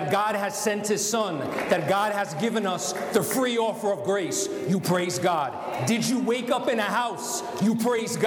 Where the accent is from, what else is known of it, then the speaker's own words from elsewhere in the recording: United States; I'm an American